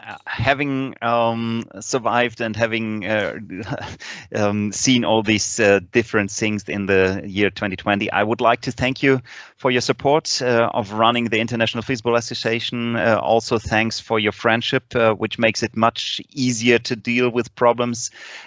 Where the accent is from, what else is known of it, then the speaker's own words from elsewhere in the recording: Leipzig, Saxony, Germany; English is a second language; it's also the first fistball camp in my hometown with the friends of Leipzig